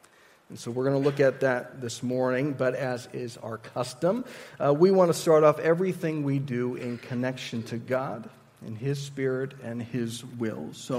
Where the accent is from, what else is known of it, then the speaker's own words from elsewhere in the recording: Sendai, Miyagi, Japan; also born or lived in Tokyo; now in Visalia, United States; But I grew up in Japan. I primarily lived in Sendai, and that's a pretty small city for Japan standards